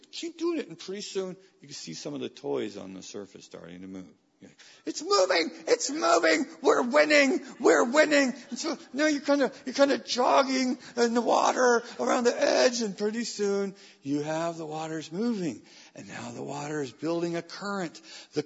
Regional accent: Weaverville, California, United States; As a young man growing up in Weaverville, California, a community of 3,500 people

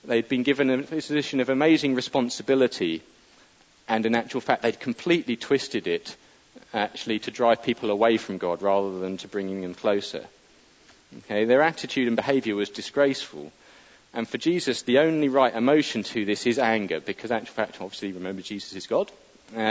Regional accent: United Kingdom; we're British

